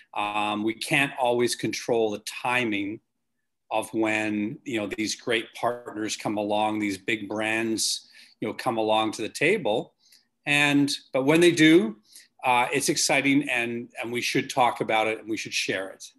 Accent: Canada; in Canada as a Canadian

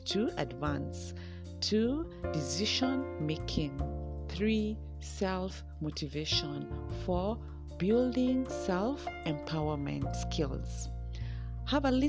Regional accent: Kenya; Kenya, my home country

